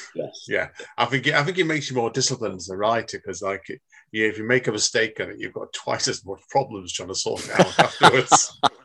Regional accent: Manchester, North West England, United Kingdom; I was born myself in Manchester

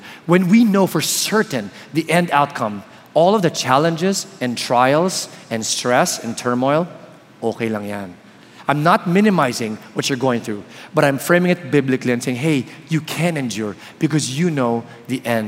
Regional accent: Palo Alto, California, United States; I was born in California beside Palo Alto, so that's very near. So this is really like hometown for me.

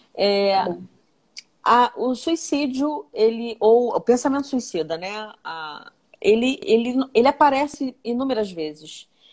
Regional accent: Nova Iguaçu, Rio de Janeiro, Brazil; eu venho de Nova Iguaçu, né? Eu, eu, eu nasci e, e, cresci nessa cidade

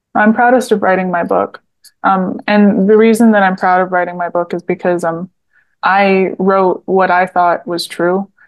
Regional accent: Southeast Michigan, United States; I'm from Southeast Michigan, uh, and I lived there my whole life

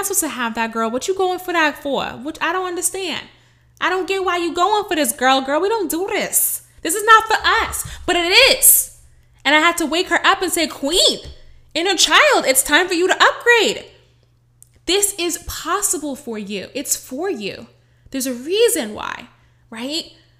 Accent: Bronx, New York, United States; Oh, it's not for us Black girls. Oh, I'm from the Bronx. We don't go for that kind of money.

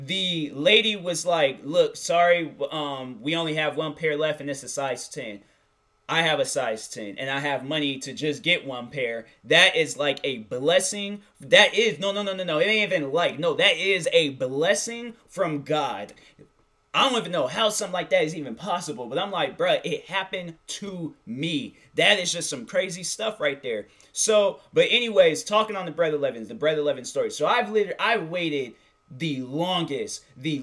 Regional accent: outside of Seattle, Washington, United States; I live outside of Seattle

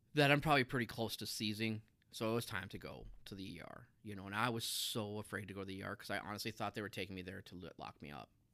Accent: Minot, North Dakota, United States; I grew up in Minot

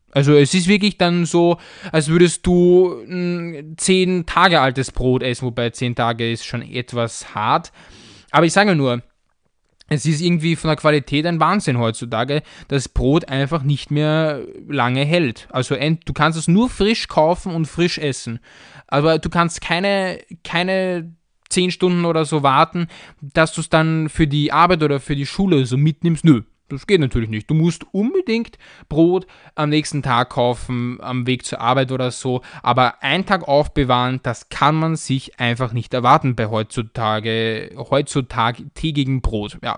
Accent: Austria; aber ich als Österreicher, ich denke mir da irgendwie nichts dabei.

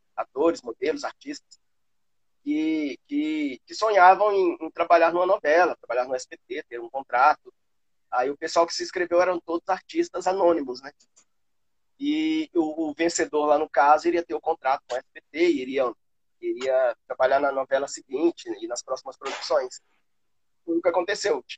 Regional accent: Patos de Minas, Minas Gerais, Brazil; also born or lived in Rio de Janeiro, Brazil; now in Valinhos, Brazil; lá na minha cidade, né, em Patos de Minas

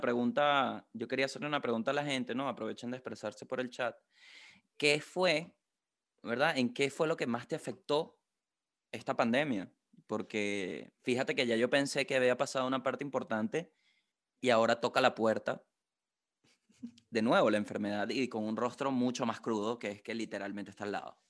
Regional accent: Venezuela; now in Santiago, Chile; como buen venezolano

